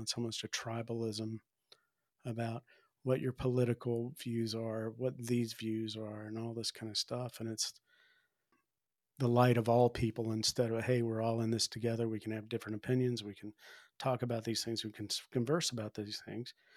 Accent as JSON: {"language": "English", "region": "the South", "country": "United States", "tie": "born or raised there", "moved": "yes", "lives_now": "Spearfish, United States", "said": "I grew up in the South"}